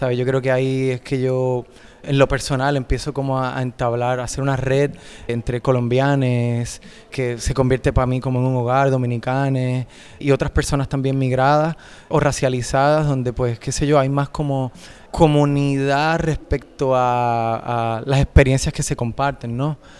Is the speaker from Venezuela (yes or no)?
no; Puerto Rico; moved away as an adult; now in Spain; Yo me fui de Puerto Rico